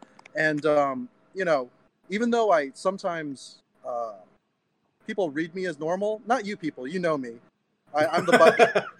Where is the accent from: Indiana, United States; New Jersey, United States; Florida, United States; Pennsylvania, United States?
Indiana, United States; me growing up in Indiana, there's not a lot of diversity.